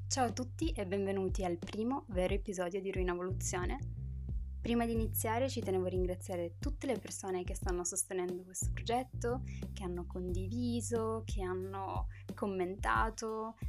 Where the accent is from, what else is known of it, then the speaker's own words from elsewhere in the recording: Turin, Piedmont, Italy; moved away as an adult; also born or lived in Morocco (heritage); now in France; sono nata a Torino.